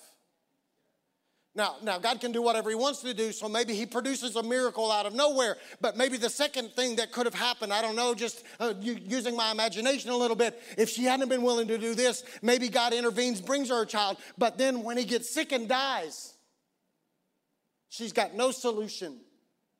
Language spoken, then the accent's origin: English; Oklahoma, United States; I'm from Oklahoma and we don't ski like that in Oklahoma